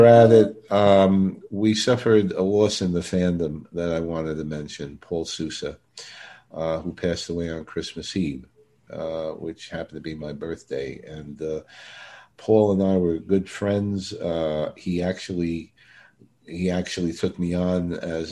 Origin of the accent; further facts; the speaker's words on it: New York City, New York, United States; Brooklyn, my hometown.